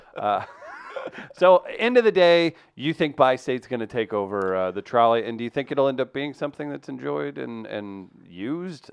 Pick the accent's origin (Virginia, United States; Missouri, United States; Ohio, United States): Missouri, United States; Farmington; my hometown of Farmington, Missouri